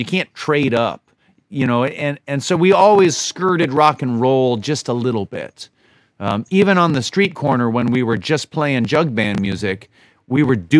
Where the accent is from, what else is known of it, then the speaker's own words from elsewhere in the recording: the South, United States; I was from the South, and I figured I'd go further south. But through the twists and turns of my life, I ended up living in the Finger Lakes.